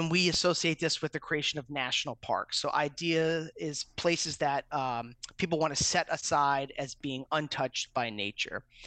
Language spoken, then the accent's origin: English; Yonkers, New York, United States; I grew up in Yonkers, New York, which is the city just north of the Bronx